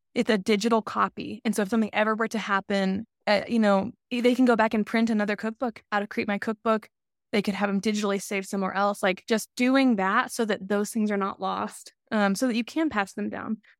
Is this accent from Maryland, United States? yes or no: no; Alabama, United States; moved away; I'm from the South